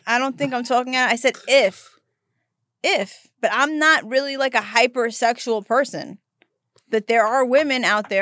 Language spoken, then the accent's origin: English; New York City, New York, United States; now in Los Angeles, United States; I grew up in Brooklyn